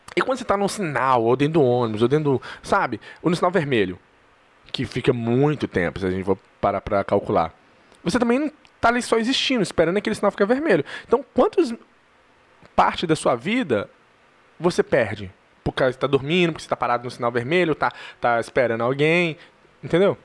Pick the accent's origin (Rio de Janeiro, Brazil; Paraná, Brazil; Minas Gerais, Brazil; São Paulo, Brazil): Minas Gerais, Brazil; Eu sou mineiro